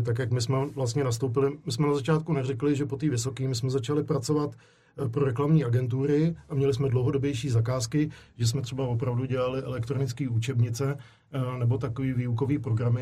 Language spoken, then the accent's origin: Czech; Prague, Czechia; moved away as an adult; also born or lived in Zlín; já jsem vlastně utekl z Prahy, abych maličko jako zdrhnul od rodičů, tak jsem utíkal do Zlína